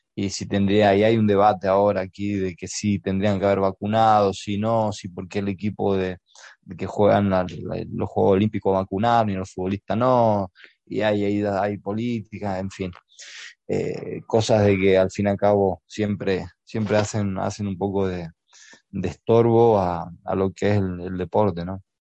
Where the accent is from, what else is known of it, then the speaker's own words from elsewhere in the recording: Presidencia Roque Sáenz Peña, Chaco, Argentina; Yo nací en Presidencia Roque Sáenz Peña Chaco, es la segunda ciudad de, con más importancia de la provincia del Chaco.